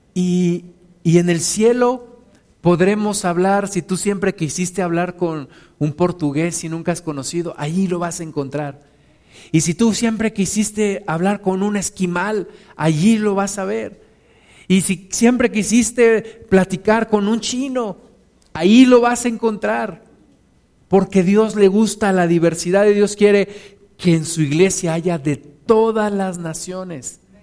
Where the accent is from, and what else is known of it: Mexico